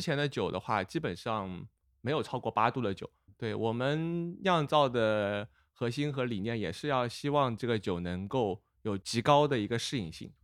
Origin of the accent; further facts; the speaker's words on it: Hangzhou, Zhejiang, China; now in Tianjin, China; 虽然我在天津，但是我是一个杭州人